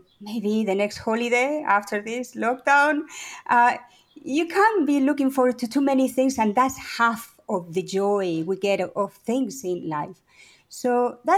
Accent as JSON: {"language": "English", "country": "Spain", "tie": "born or raised there", "also_born_or_lived": "Paris, France / Valencia, Spain", "said": "I'm Spanish. I was born actually in Paris, but I grew up in Spain."}